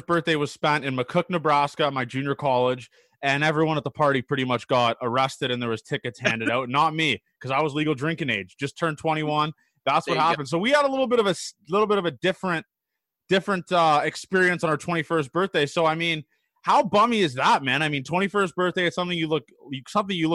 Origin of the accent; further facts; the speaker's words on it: Canada; I'm from Canada